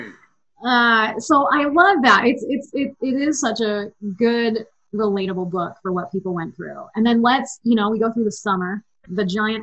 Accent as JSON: {"language": "English", "region": "East Coast", "country": "United States", "tie": "born or raised there", "moved": "yes", "lives_now": "Utah, United States", "said": "I'm from the East Coast. We grew up going to Disney World"}